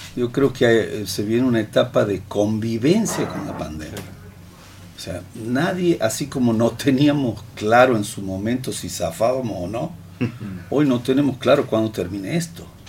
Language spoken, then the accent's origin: Spanish; Santiago del Estero, Argentina; aquí somos argentinos, aquí somos santiagueños.